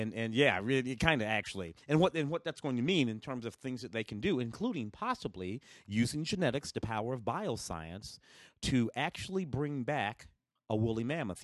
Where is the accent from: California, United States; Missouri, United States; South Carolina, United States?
Missouri, United States; St. Louis; also born or lived in Tennessee; now in Los Angeles, United States; I was born in Tennessee. Grew up in Saint Louis.